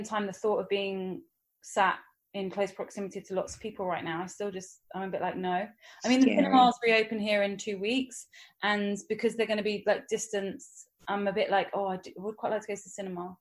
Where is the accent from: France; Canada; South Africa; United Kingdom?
United Kingdom; England; accent: English; my English accent